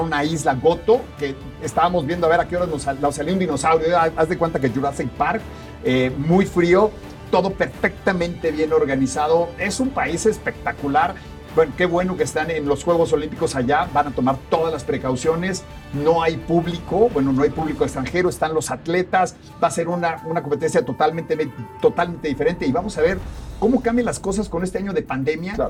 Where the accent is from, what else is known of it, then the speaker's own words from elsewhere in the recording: Mexico; como buenos mexicanos nos vamos a rajar